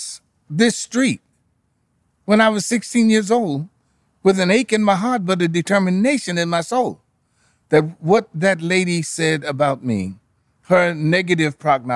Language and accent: English; Chicago, Illinois, United States; also born or lived in Jamaica, Queens, New York; in 1951, my father had a leading to come to Chicago